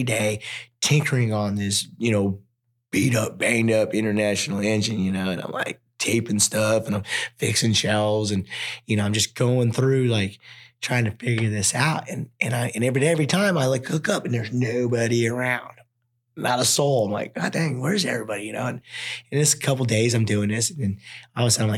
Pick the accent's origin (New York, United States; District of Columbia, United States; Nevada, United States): Nevada, United States; Wells; also born or lived in Elko, Nevada; I was born in Elk Hill, raised in Wells, Nevada